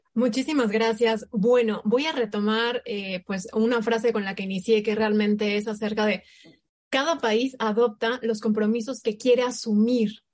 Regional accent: Mexico; nosotros como México

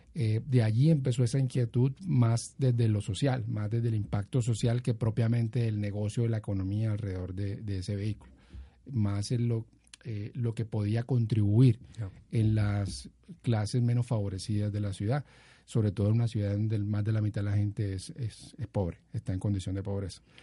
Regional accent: Cartagena, Bolívar, Colombia; also born or lived in Bucaramanga; nos mudamos para Cartagena de Indias, en el norte del país y allí pues crecí y, estudié, entonces digamos que soy cartagenero

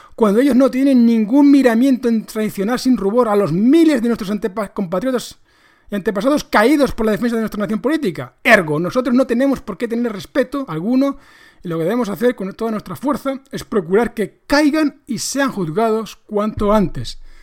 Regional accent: Spain; nos mete a todos los españoles

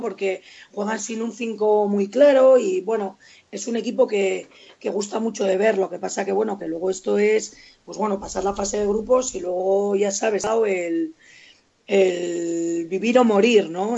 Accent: Vitoria-Gasteiz, Basque Country, Spain; yo soy muy de Vitoria

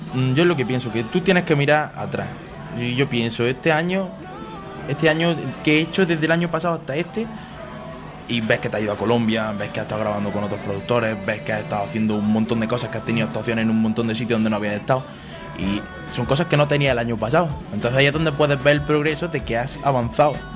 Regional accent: Granada, Andalusia, Spain; español de Granada que canta reggaeton

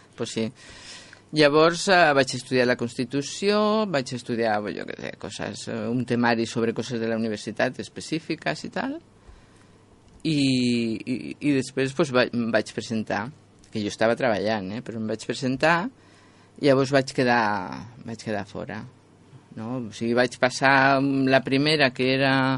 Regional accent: Madrid, Community of Madrid, Spain; now in Catalonia, Spain; jo sóc madrilenya

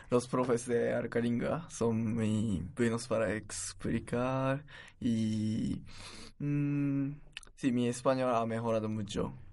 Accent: Japan; Spanish is a second language; moved away as an adult; now in Alcalá de Henares, Spain

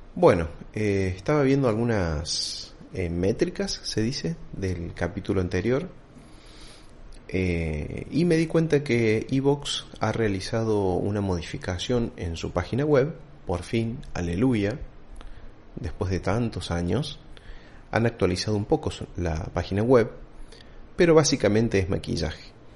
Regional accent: Argentina

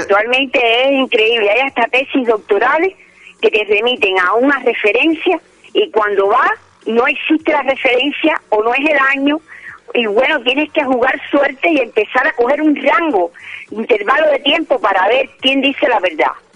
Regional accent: Cuba; yo que soy cubana y que he estudiado las letras hispanoamericanas

